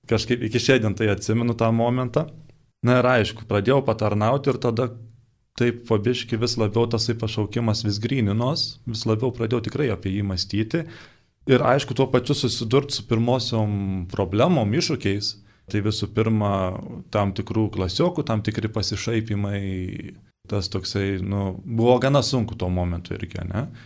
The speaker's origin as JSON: {"language": "Lithuanian", "town": "Upyna", "region": "Tauragė County", "country": "Lithuania", "tie": "born or raised there", "said": "Esu kilęs iš Šilalės rajono, čia toks Šilalė miestas Žemaitijoje, iš kaimiškos vietovės pavadinimu Upyna. Baigiau tenais ir mokyklėlę."}